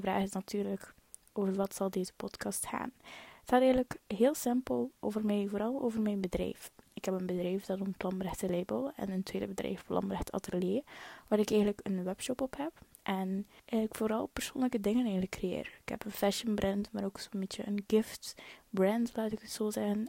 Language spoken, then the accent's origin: Dutch; Hulste, West Flanders, Belgium; accent: West Flemish; ik ben afkomstig van Hullegem. Hullegem dat ligt eigenlijk een beetje langs de kanten van Kortrijk, West-Vlaanderen. Dat zal je waarschijnlijk wel nog beginnen horen aan mijn West-Vlaams accent